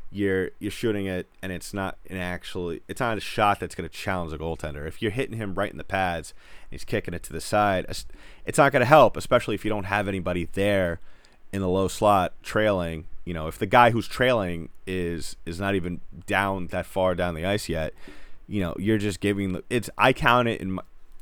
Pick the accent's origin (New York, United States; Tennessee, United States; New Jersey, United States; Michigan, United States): New York, United States; I'm from New York